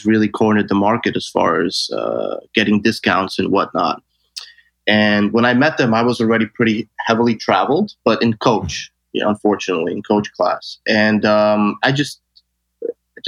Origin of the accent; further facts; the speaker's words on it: New York City, New York, United States; I was born and raised in Brooklyn